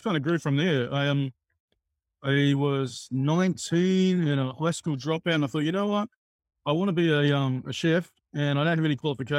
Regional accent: Australia; moved away as an adult; also born or lived in Sydney, Australia; now in Niigata, Japan; I'm Australian. Been living in Sydney for 20 or so years.

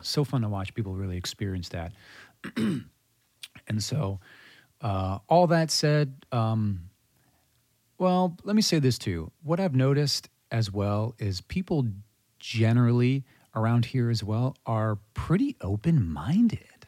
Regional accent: Mandeville, Louisiana, United States; Born and raised, native of Mandeville, Louisiana

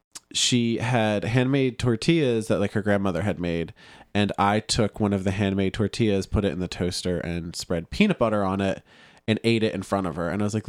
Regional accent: Philadelphia, Pennsylvania, United States; I'm from Philadelphia.

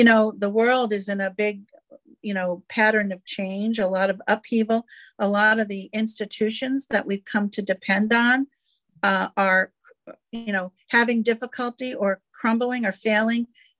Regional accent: New England, United States; now in South Carolina, United States; I came from New England. I now live in South Carolina.

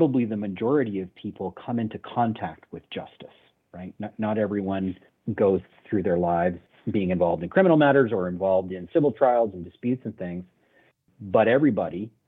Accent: Canada; I'm a Canadian

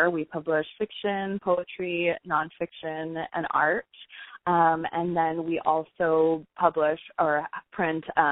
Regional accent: Lawrence, Kansas, United States; moved away as an adult; also born or lived in Alabama; I'm from Lawrence originally, but I did my MFA at the University of Alabama

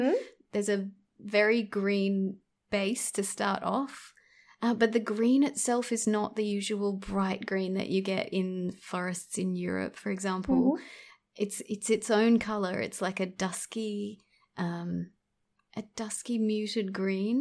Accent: Australia; born and raised in Australia

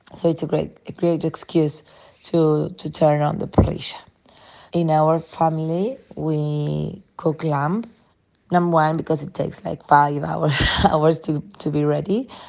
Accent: Uruguay; now in Jose Ignacio, Uruguay; I am from Uruguay. I live in a small town called Jose Ignacio, close to Punta del Este, but I come originally from another small town closer to Montevideo.

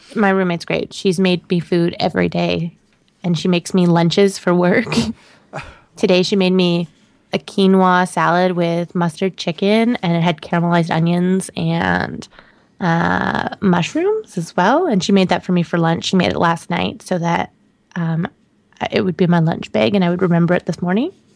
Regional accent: Canada; moved away; I'm still Canadian

